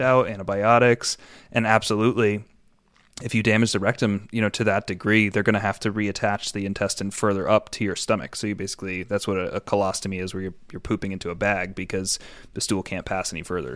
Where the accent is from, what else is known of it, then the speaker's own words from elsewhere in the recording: New York, United States; I grew up in New York